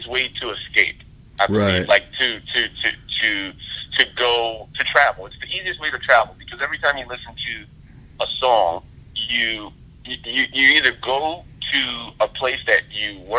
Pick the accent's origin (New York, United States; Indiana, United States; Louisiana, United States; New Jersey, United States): Louisiana, United States; moved away as an adult; also born or lived in Sacramento, United States; now in Los Angeles, United States; my family growing up in the South